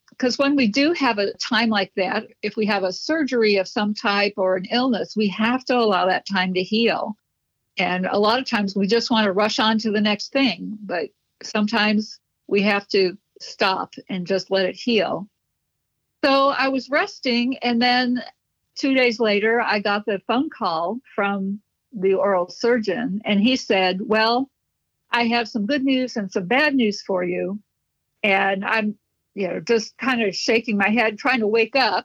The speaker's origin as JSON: {"language": "English", "town": "Chicago", "region": "Illinois", "country": "United States", "tie": "born or raised there", "said": "I was born and raised in Chicago."}